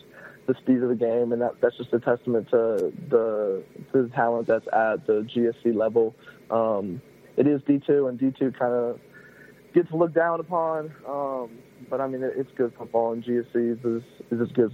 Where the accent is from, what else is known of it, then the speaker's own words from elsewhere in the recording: Milton, Georgia, United States; I come from Milton, Georgia, went to Cambridge High School